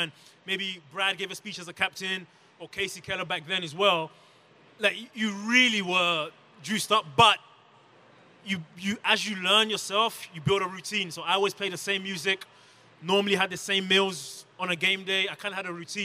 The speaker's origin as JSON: {"language": "English", "region": "London", "country": "United Kingdom", "tie": "born or raised there", "also_born_or_lived": "Democratic Republic of the Congo", "moved": "as an adult", "lives_now": "United States", "said": "I was born in the Congo and raised in London from age 4 onwards."}